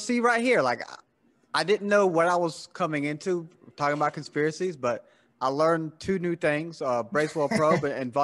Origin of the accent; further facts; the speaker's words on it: the South, United States; I'm from the South